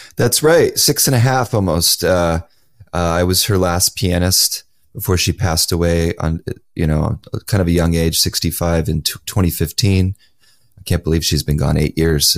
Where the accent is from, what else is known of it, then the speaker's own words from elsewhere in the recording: Los Angeles, California, United States; my hometown of Los Angeles